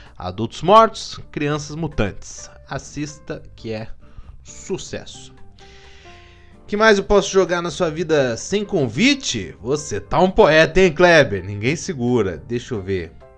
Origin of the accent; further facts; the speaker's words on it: Curitiba, Paraná, Brazil; eu sou de Curitiba